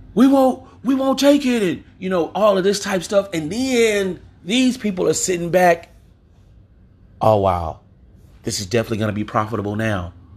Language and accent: English; Louisiana, United States; I'm from Louisiana.